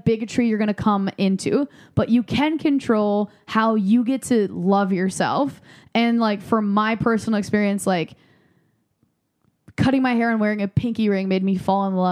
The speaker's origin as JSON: {"language": "English", "region": "Midwest", "country": "United States", "tie": "born or raised there", "moved": "yes", "said": "I was raised in the Midwest where you're not legally allowed to spend more than $26 on a haircut."}